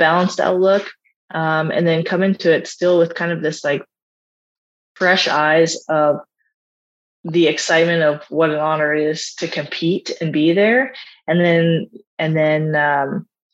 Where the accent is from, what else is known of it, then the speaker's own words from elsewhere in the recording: Canada; as a Canadian too